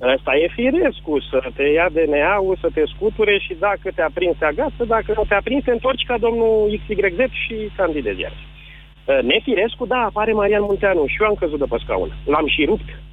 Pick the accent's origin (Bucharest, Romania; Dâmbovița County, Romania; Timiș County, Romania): Dâmbovița County, Romania; Târgoviște; sunt din Târgoviște